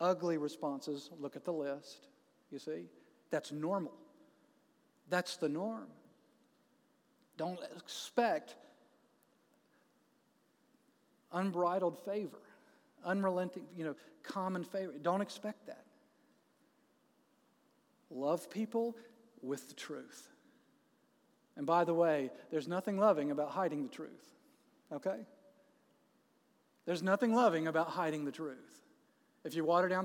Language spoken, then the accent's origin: English; Jacksonville, Florida, United States; moved away as an adult; now in Atlanta, United States; my hometown